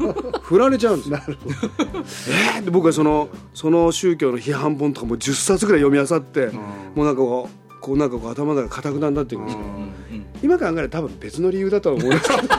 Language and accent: Japanese; Ube, Yamaguchi, Japan; 山口県宇部というところで、あの日本キリスト教団の宇部緑橋教会という教会があって、そこのあので生まれ育ちました